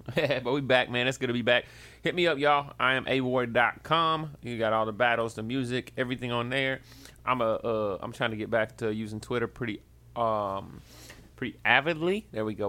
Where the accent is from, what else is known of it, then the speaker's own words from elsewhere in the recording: Tennessee, United States; now in Kansas City, United States; I'm from Tennessee